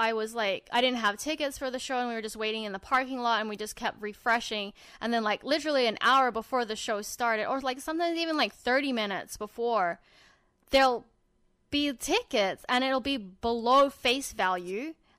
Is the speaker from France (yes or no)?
no; Australia; Shut up, I'm Australian, man.